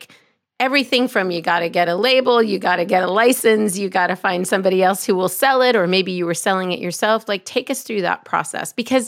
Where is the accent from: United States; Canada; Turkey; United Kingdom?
Canada; Well, it's the combination of growing up in Canada, in the woods, with a mother who insisted on clean food